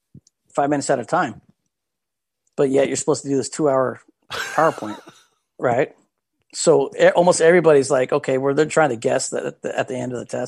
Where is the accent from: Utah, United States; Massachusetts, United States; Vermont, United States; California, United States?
California, United States; Vacaville; born or raised there